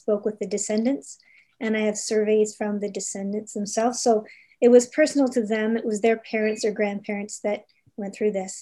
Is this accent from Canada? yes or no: yes; Toronto, Ontario, Canada; also born or lived in Calgary; now in Halifax, Canada; I grew up in Toronto